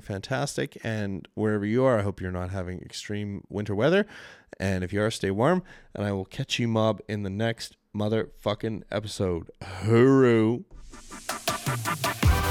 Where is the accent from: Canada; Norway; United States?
Canada; accent: Canadian; my poor Canadian accent